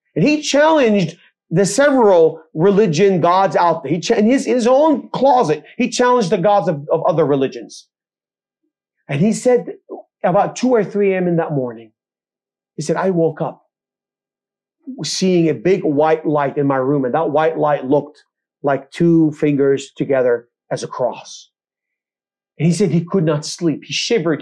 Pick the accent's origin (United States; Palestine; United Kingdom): Palestine; Bethlehem, West Bank; also born or lived in Jerusalem; I grew up in Israel, I mentioned I was born in Jerusalem. I grew up uh, in Bethlehem amongst the Palestinian communities